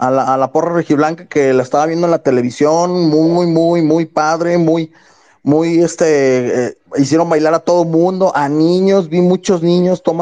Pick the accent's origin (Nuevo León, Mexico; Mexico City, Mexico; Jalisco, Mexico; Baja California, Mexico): Jalisco, Mexico; Guadalajara; Sí, soy de Guadalajara